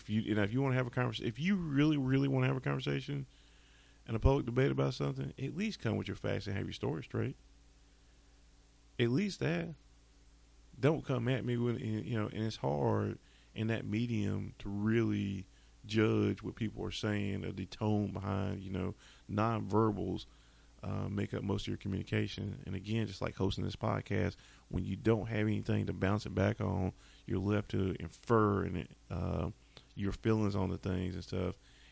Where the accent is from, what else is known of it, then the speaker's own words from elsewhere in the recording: the South, United States; Remember, I'm from the South. and so a lot of people I know are from the South